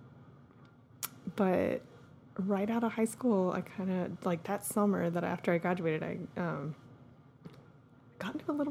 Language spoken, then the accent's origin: English; Austin, Texas, United States; we grew up in Austin